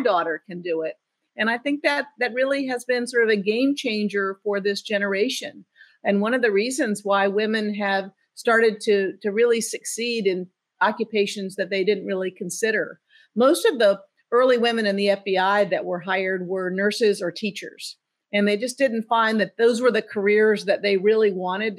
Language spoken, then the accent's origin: English; Savannah, Georgia, United States; I grew up in Savannah, Georgia.